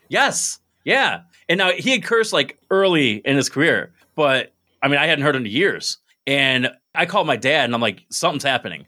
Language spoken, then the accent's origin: English; Binghamton, New York, United States; also born or lived in Maryland; I'm from Binghamton